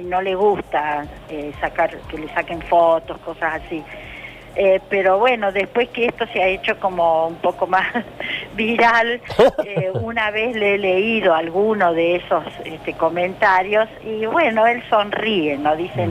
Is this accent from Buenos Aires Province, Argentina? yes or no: no; Rosario, Santa Fe, Argentina; yo soy rosarina